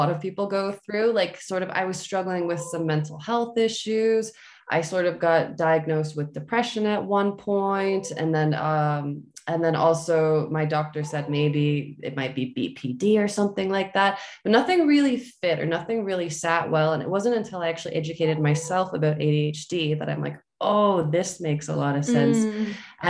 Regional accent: London, Ontario, Canada; I was born in London, Ontario, Canada.

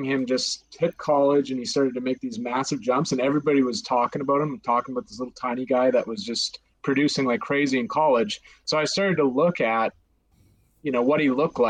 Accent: Calgary, Alberta, Canada; I'm from Calgary, so kind of grown up a Flames fan.

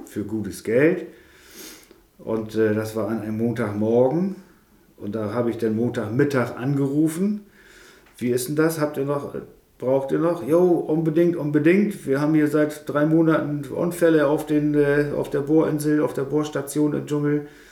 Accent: Elsfleth-Berne, Wesermarsch, Lower Saxony, Germany; aufgewachsen hier in der Wesermarsch, also ein nordisches Kind hier. Ja. Aus Werfleth-Berne, wenn die das kennt, da wo die Kirche im Deich ist

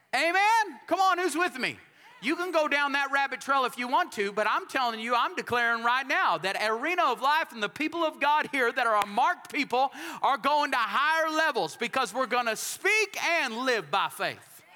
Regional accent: Texas, United States

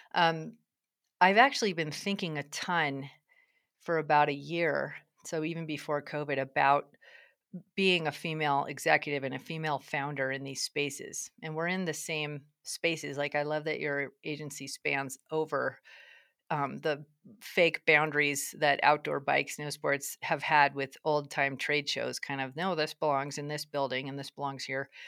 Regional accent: Durango, Colorado, United States; I'm in Durango, Colorado, which is sort of exciting 'cause it's my hometown

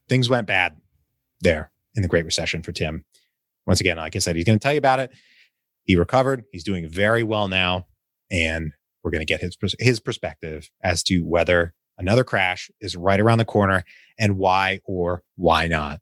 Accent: Richmond, Virginia, United States; moved away; my hometown of Richmond, Virginia

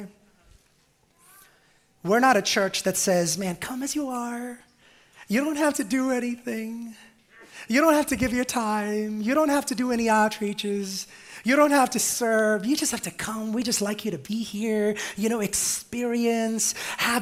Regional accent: India; moved away; I grew up on what in India was the mats of the church, not even pews, not even chairs.

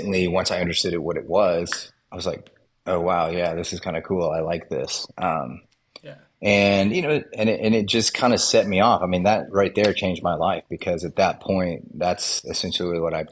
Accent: Texas, United States; also born or lived in Mississippi; I grew up here in Texas where I'm

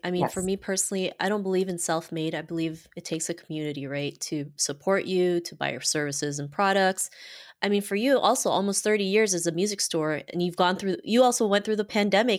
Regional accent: Philippines; moved away; I'm also from the Philippines

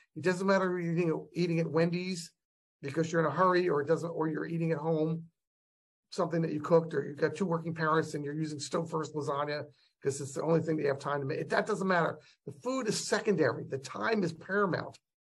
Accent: United States; We as American parents

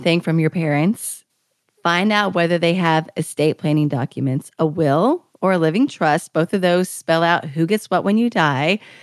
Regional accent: Kentucky, United States; moved away as an adult; I had just moved back to my home state of Kentucky

